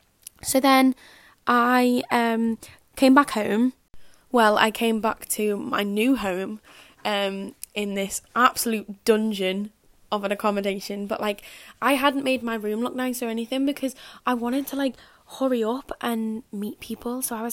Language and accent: English; Liverpool, North West England, United Kingdom; accent: Scouse; back and I'm like Scouse, and everyone's like, why are you talking like that? And I'm like, this is my accent, this is how I speak.